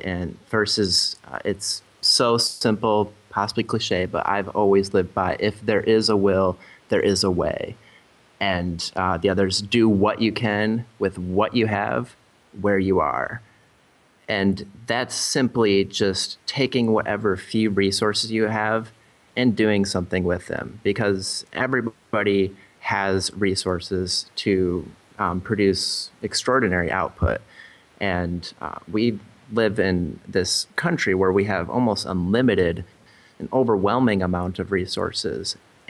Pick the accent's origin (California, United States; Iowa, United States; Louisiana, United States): Iowa, United States; I grew up actually in Iowa, small town Iowa, and always kind of wanted to get out, see the world, and go to different places